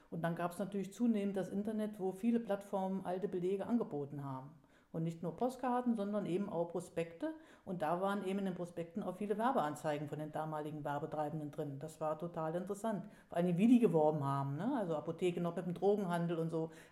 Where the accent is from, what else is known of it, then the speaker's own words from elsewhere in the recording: Bad Soden-Allendorf, Hesse, Germany; Ich bin hier aufgewachsen, ich bin in Soden aufgewachsen, ich bin in Soden eingeschult worden, ähm, bin dann später nach Allendorf gezogen